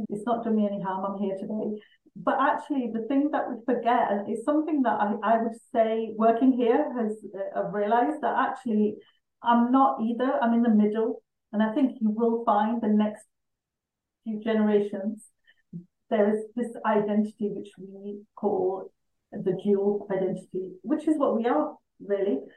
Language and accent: English; England, United Kingdom; I'm a British Pakistani.